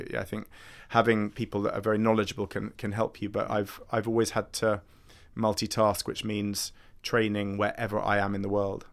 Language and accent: English; United Kingdom; accent: posh